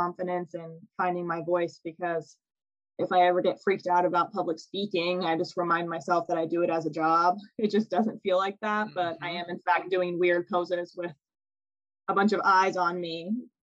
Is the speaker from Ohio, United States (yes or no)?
yes; Loveland, Ohio, United States; moved away; my hometown of Loveland, Ohio